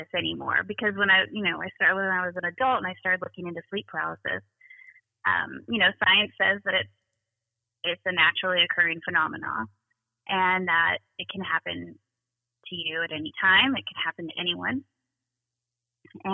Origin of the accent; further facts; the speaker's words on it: California, United States; moved away as an adult; also born or lived in East Coast; Moved away from California, moved to the East Coast, and started kind of living my life as an adult